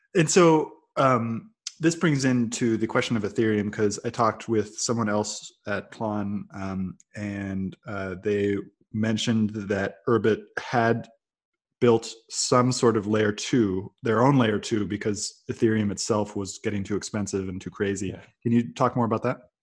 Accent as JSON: {"language": "English", "area": "Silicon Valley", "region": "California", "country": "United States", "tie": "born or raised there", "also_born_or_lived": "Brazil", "moved": "yes", "said": "I grew up in Silicon Valley"}